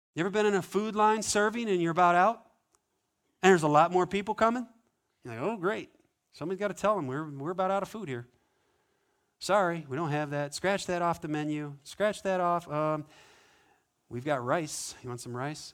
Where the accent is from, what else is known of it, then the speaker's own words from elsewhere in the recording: Montana, United States; moved away; I grew up in Montana